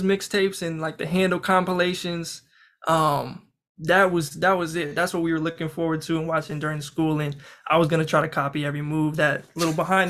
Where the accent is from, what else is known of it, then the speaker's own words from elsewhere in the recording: Kansas, United States; I'm from Kansas.